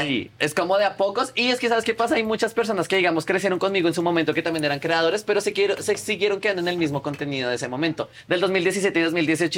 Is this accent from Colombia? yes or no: yes; Colombia; moved away; yo soy de Colombia.